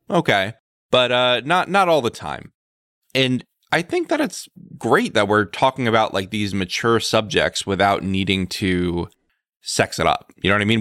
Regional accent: United States; I'm an American

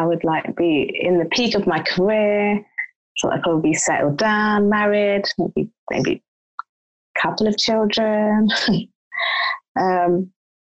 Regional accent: London, United Kingdom; I'm from South London. So I lived with my mum

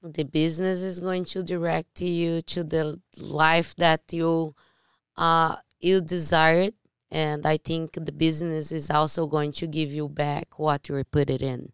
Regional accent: Brazil; English is a second language; moved away; I'm from Brazil.

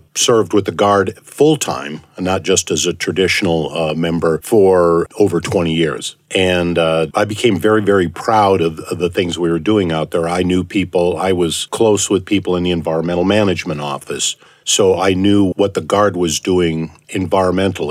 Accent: Minnesota, United States; moved away as an adult; also born or lived in Arizona; now in Idaho, United States; originally from Minnesota. I've been here for almost 40 years

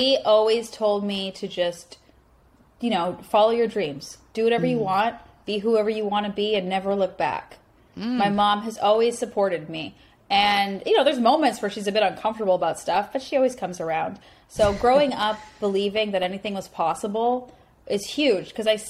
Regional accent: Canada; moved away as an adult; now in United States; I'm Canadian

